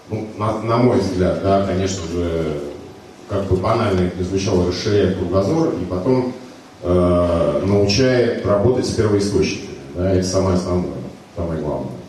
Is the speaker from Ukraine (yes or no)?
no; Saint Petersburg, Russia; да, мы такие вот петербуржцы э, стоим как